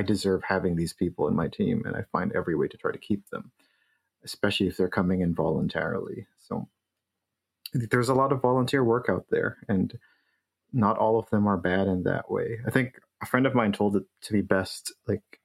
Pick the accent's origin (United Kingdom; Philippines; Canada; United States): Philippines; moved away; I grew up in the Philippines